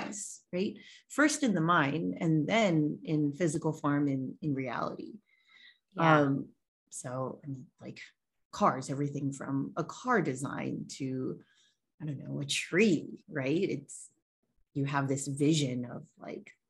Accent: Hawaii, United States; I am born and raised in Hawaii. I am a native Hawaiian.

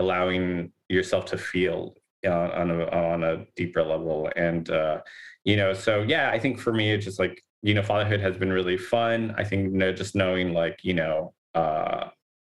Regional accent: Los Angeles, California, United States; we grew up in Boyle Heights

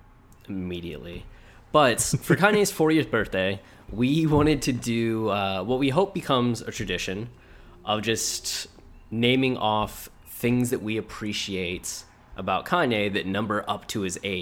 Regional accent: Ohio, United States; Yeah, I am sadly from Ohio.

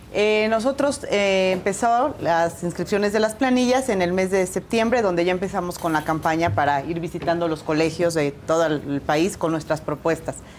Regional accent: Oaxaca, Mexico; Yo soy de Oaxaca

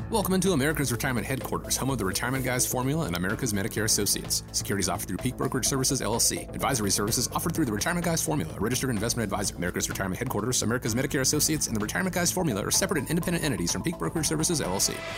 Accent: Georgia, United States; my home state of Georgia

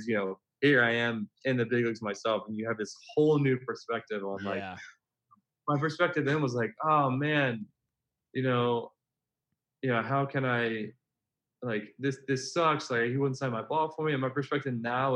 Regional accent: Memphis, Tennessee, United States; I grew up in Memphis, Tennessee

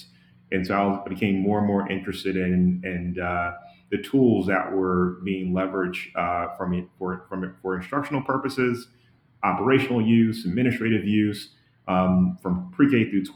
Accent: Atlanta, Georgia, United States; I come from Atlanta, Georgia, a community where, you know, opportunity is in terms of succeeding is rare

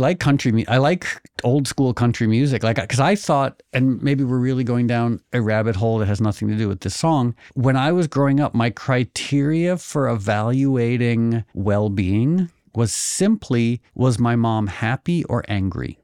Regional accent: Connecticut, United States; also born or lived in New York; born in New York, grew up in Connecticut

